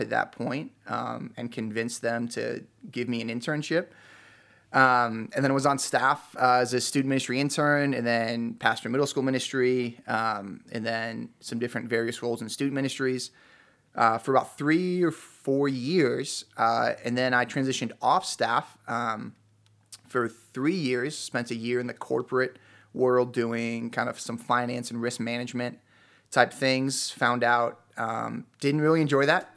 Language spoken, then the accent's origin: English; Chicago, Illinois, United States; moved away as an adult; now in Utah, United States; I'm originally from Chicago.